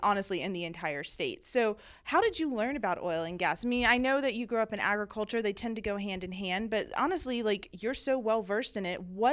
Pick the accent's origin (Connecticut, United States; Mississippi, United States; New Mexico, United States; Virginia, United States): Mississippi, United States; I'm from Mississippi.